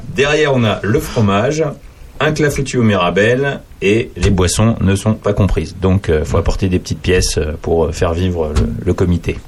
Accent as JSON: {"language": "French", "town": "Paris", "region": "Île-de-France", "country": "France", "said": "je, suis parisien"}